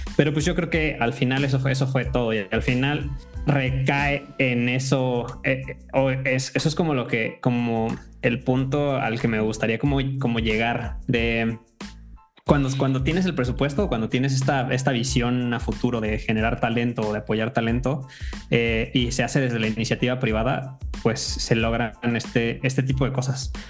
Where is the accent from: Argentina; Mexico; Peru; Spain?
Mexico; como mexicanos